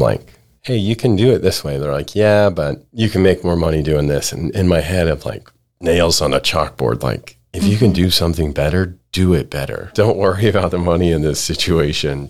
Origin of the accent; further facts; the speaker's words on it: Idaho, United States; also born or lived in California / Ohio; now in Texas, United States; Born in California and my parents moved to Idaho when I was real young. my quality of life growing up in Idaho